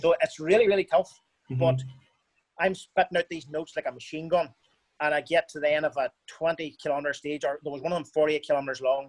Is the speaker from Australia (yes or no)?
no; Ireland; I'm Irish